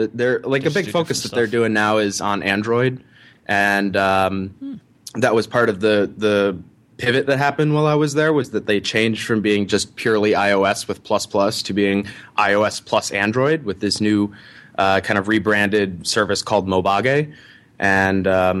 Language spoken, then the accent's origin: English; Ohio, United States; Sure. So I grew up in Ohio.